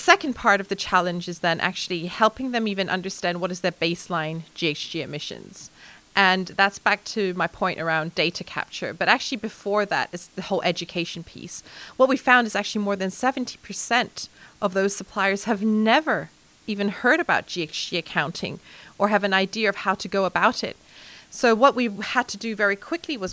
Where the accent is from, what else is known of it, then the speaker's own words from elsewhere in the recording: Hong Kong; moved away; also born or lived in mainland China; I'm 100% Chinese in upbringing and culture. I was born in Hong Kong. My family is in the manufacturing business in China since the 70s. We've spent over 20 years as a family living in mainland China.